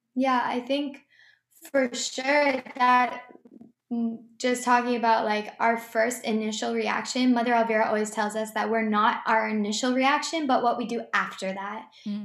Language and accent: English; Boston, Massachusetts, United States; now in St. Augustine, United States; I'm from Boston area